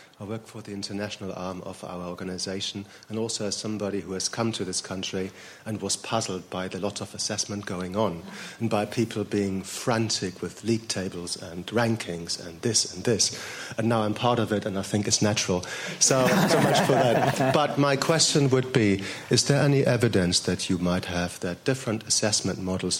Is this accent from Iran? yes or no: no; Germany; now in United Kingdom; my country in Germany is completely different than here